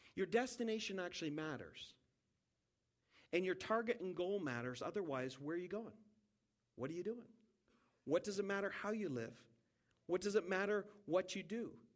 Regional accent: Saint John, New Brunswick, Canada; I'm from St. John, New Brunswick.

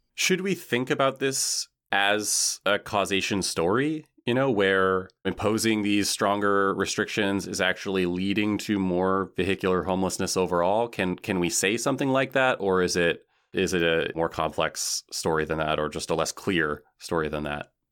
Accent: Washington, United States; moved away; I'm from Washington State

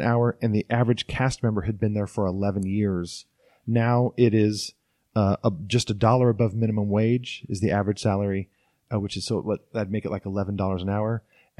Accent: Orange, California, United States; The guy that lived across the street from me growing up in Orange

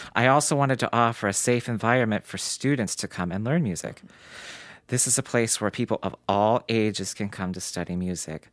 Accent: Morgantown, West Virginia, United States; now in Cranberry, United States; I grew up in Morgantown, West Virginia

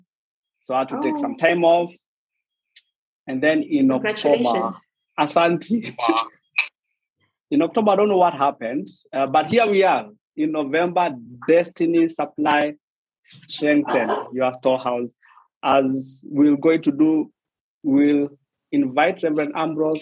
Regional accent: Nairobi, Kenya; English is a second language; I was born a kilometer from a slum. So I was born in Isili. Then we have the road, Juja Road. The other side of the road is Mathare.

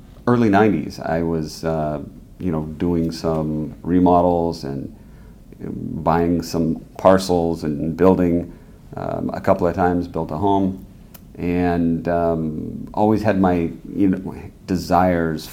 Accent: San Jose, California, United States; I'm from San Jose, grew up there, and live there today still

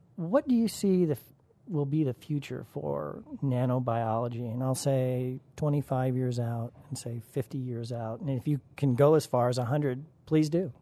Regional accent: Colorado, United States; growing up in Colorado

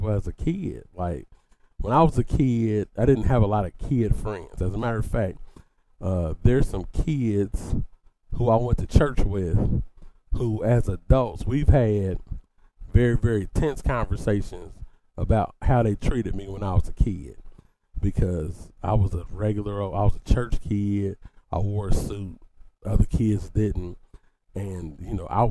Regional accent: Dayton, Ohio, United States; I grew up in the Shiloh Baptist Church in Dayton, Ohio

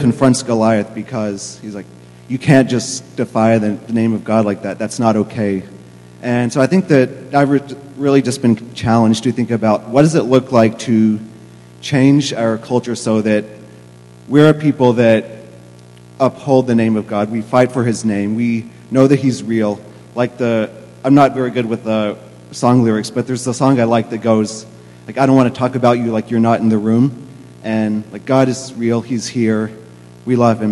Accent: Kentucky, United States; now in Boston, United States; I am from Kentucky.

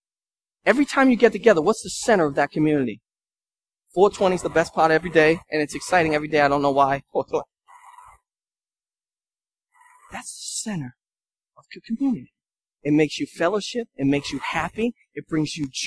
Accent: Lynn, Massachusetts, United States; I'm from Lynn

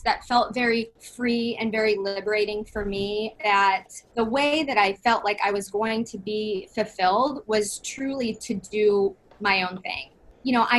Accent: Cedar Rapids, Iowa, United States; I'm from Cedar Rapids, Iowa. And I grew up there

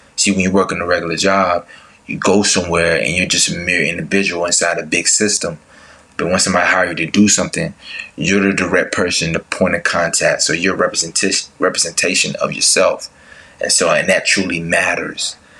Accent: Tuscaloosa, Alabama, United States; moved away as an adult; also born or lived in Atlanta, Georgia; I grew up in Tuscaloosa, Alabama. And once I graduated high school, I came to Atlanta, Georgia

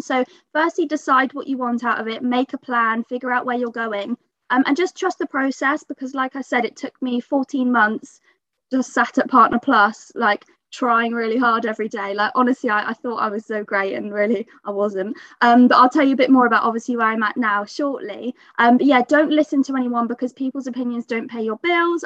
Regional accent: Bath, South West England, United Kingdom; I'm 23 from Bath.

